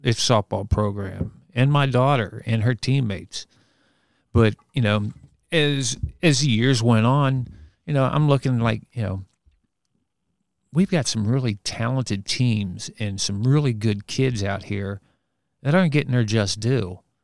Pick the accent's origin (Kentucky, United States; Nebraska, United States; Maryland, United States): Kentucky, United States; Bellevue; I grew up in Bellevue and I went to Saint Anthony's grade school